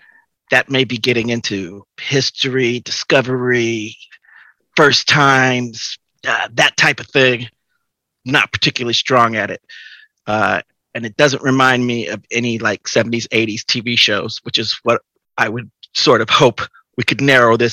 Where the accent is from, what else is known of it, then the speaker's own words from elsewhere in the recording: Oakland, California, United States; also born or lived in upstate New York; now in New York, United States; I'm originally from Oakland, California, but now live in upstate New York.